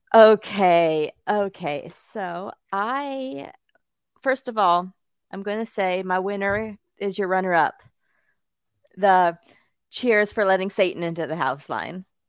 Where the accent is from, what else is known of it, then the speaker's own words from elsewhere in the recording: Bakersfield, California, United States; now in Chicago, United States; my hometown, that's of Bakersfield, California